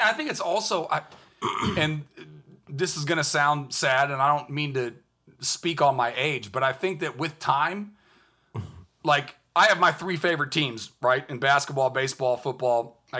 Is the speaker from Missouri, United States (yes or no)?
no; California, United States; I'm from California and I'm a liberal